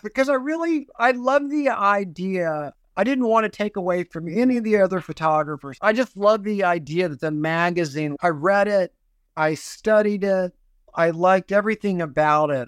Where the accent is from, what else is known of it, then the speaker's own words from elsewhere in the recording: Houston, Texas, United States; Growing up in Houston, Texas, I was a Reformed Jewish family